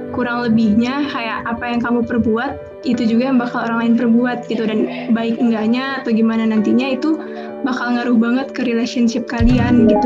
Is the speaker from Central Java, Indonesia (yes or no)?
no; Jakarta, Indonesia; Kebetulan satu kelas sama Kang Yogas, asal dari Jakarta tapi asli orang Sunda.